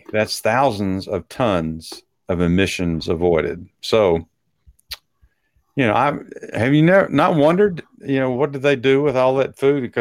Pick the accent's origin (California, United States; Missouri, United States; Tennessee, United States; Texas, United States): Texas, United States; accent: Texas; that was my Texas accent coming out